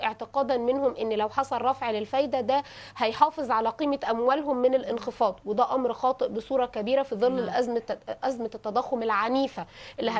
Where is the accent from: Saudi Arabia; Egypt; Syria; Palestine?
Egypt; عندنا في مصر